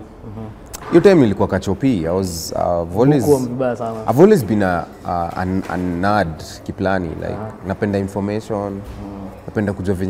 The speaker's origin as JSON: {"language": "English", "region": "Nairobi", "country": "Kenya", "tie": "born or raised there", "said": "Where I'm from, I grew up in a place called Riruta Satellite."}